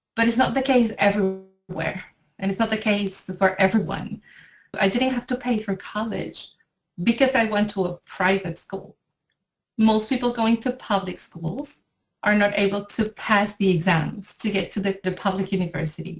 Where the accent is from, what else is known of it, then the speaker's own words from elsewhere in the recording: Caracas, Capital District, Venezuela; moved away as an adult; now in France; I am from Venezuela and I live in France.